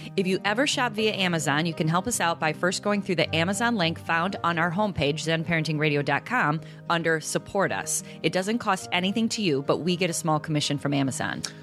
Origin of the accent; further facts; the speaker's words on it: around Chicago, Illinois, United States; I grew up around Chicago